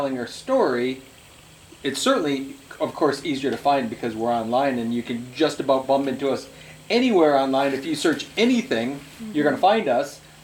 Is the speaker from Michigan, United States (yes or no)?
yes; Michigan, United States; we're from Michigan